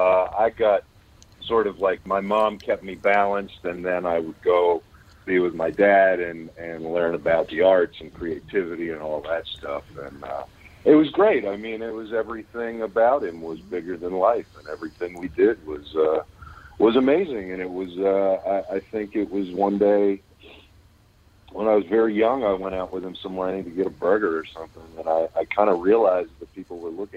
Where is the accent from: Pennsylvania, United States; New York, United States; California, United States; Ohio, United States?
Pennsylvania, United States; Pittsburgh; moved away; also born or lived in Los Angeles / Kentucky; Born and raised in Pittsburgh and kind of traveled the country for a lot of years. Lived in L.A. for about 15 years. And I've been in Kentucky for the past 6 years now